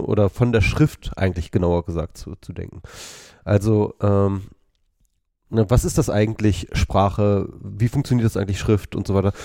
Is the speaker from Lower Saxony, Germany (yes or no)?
yes; Wolfsburg, Lower Saxony, Germany; also born or lived in Lüneburg; Ich bin in Wolfsburg geboren, habe in Lüneburg studiert